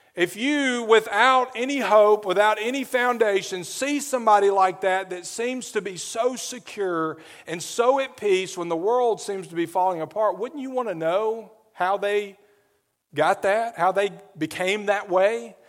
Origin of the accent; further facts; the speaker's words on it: Adamsville, Alabama, United States; moved away as an adult; also born or lived in New Orleans; where I grew up in Adamsville